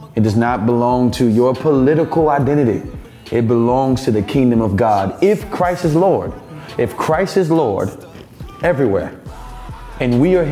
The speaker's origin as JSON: {"language": "English", "country": "United States", "said": "as an American"}